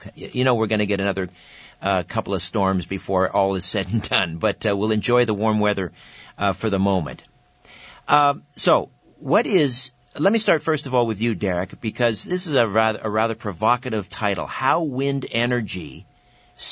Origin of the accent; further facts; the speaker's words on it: Brantford, Ontario, Canada; In my hometown, Brantford, here in southern Ontario, in Brant County